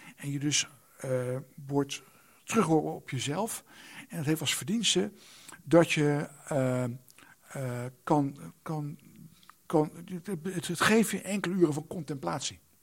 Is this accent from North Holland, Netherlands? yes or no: no; The Hague, South Holland, Netherlands; een jongetje in Den Haag